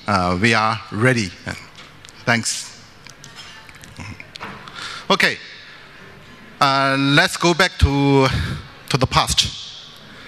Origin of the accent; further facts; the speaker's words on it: China; I come from China.